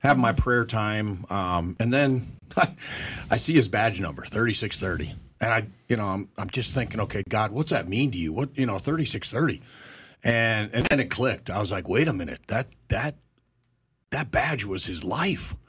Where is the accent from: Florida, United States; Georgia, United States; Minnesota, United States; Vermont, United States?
Minnesota, United States; moved away; we come from Minnesota together